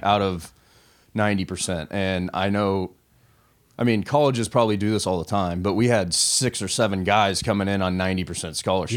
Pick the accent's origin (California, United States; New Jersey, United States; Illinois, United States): California, United States; Southern; Growing up in Southern California